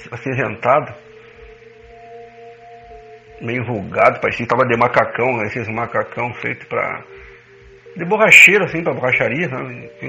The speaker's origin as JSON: {"language": "Portuguese", "town": "Rosário do Sul", "region": "Rio Grande do Sul", "country": "Brazil", "tie": "born or raised there", "said": "lá na cidade de Rosário, na minha terra"}